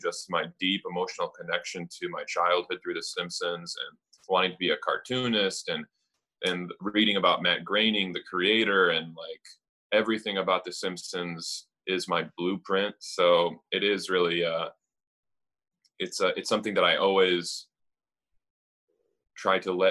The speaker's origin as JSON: {"language": "English", "town": "Madison", "region": "Wisconsin", "country": "United States", "tie": "born or raised there", "also_born_or_lived": "Romania / San Francisco / Milwaukee / Green Bay", "said": "I was raised in San Francisco and Milwaukee and then Green Bay and then finally in second grade we landed in Madison. So I was like essentially for all intensive purposes raised in Madison."}